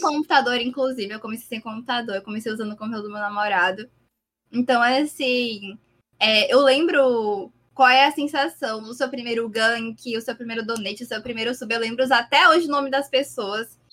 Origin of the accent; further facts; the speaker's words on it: Paraíba, Brazil; eu sou da Paraíba